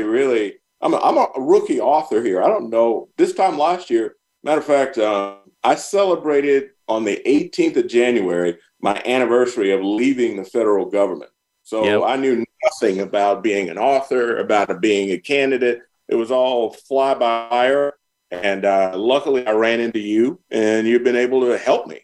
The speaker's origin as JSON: {"language": "English", "town": "Red Springs", "region": "North Carolina", "country": "United States", "tie": "born or raised there", "also_born_or_lived": "Lumberton, North Carolina / Germany", "moved": "as an adult", "said": "I'm from Red Springs"}